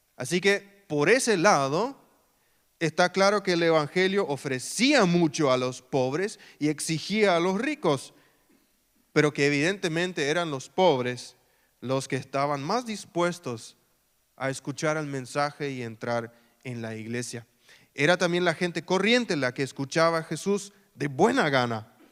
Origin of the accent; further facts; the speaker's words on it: Filadelfia, Boquerón, Paraguay; also born or lived in Mariscal Estigarribia / San Lorenzo; Filadelfia, mi ciudad natal